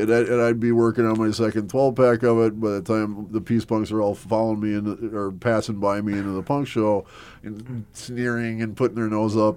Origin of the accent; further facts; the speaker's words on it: Milwaukee, Wisconsin, United States; also born or lived in Mequon, Wisconsin; I was born in Milwaukee, Wisconsin